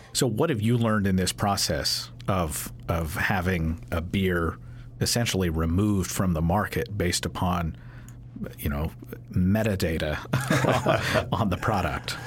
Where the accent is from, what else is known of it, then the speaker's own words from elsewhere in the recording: Kentucky, United States; I'm from Kentucky